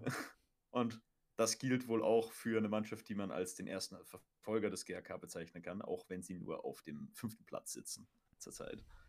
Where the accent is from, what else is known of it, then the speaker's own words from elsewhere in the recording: near Golling, Salzburg, Austria; ich komme ja aus der, aus der Gegend